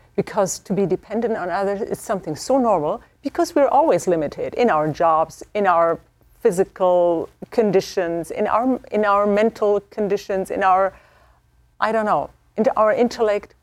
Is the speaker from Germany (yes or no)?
yes; Germany; moved away; I am from Germany